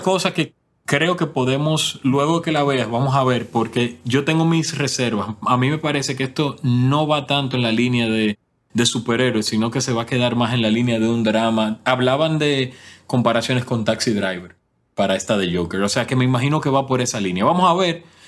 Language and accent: Spanish; Dominican Republic; now in Canada; Dominicana es el país que me pertenece